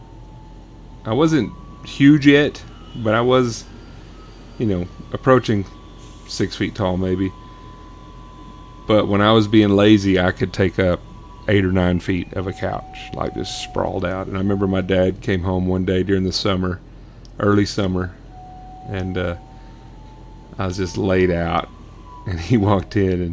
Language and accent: English; Sonora, Texas, United States; I grew up in the oil field in West Texas, small town called Sonora, Texas.